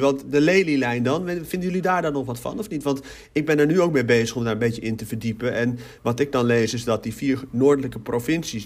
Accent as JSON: {"language": "Dutch", "region": "Utrecht", "country": "Netherlands", "tie": "born or raised there", "lives_now": "Maarssen, Netherlands", "said": "ik ben in Utrecht geboren, ik woon in Maarsen"}